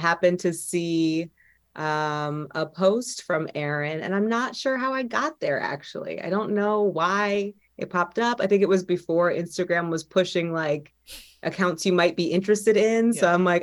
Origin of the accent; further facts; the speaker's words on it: Baltimore, Maryland, United States; also born or lived in Berkeley, California / Los Angeles / Chicago; I was born in the Bay Area in Berkeley, California, and grew up mostly in Baltimore, Maryland, where I live now